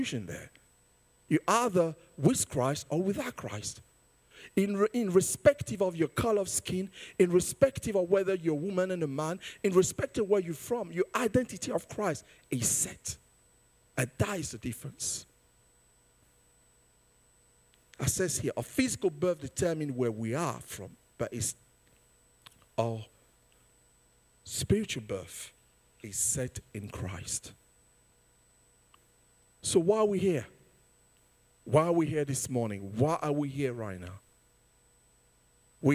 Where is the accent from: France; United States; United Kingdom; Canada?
United Kingdom; being born here as British and have the identity of parents being born in a different country